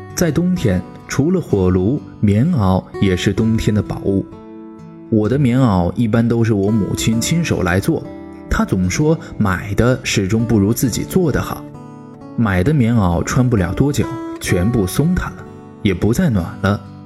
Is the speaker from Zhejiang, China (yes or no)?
no; Shanxi, China; moved away; 我老家山西